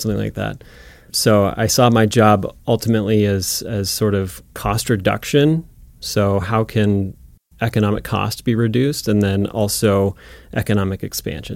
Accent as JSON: {"language": "English", "town": "Florence", "region": "Montana", "country": "United States", "tie": "born or raised there", "said": "I grew up in Florence, Montana, which is a little town in the Bitterroot Valley"}